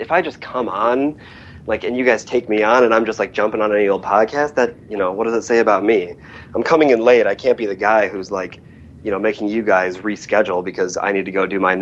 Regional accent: Wisconsin, United States; also born or lived in Portland, Oregon; now in Brooklyn, United States; I am originally from Wisconsin

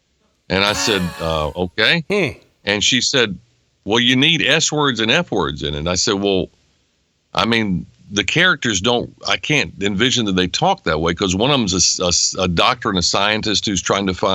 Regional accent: Nashville, North Carolina, United States; now in Nashville, United States; I enjoyed growing up in a small town

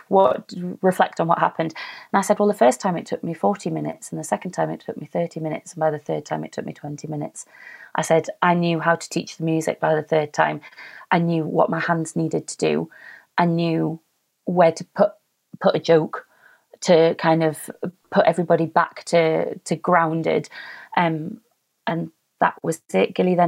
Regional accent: United Kingdom; because we're British and we don't like to celebrate ourselves.

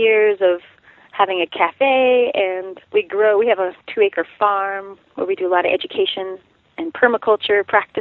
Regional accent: Durango, Colorado, United States; I grew up in Durango, Colorado

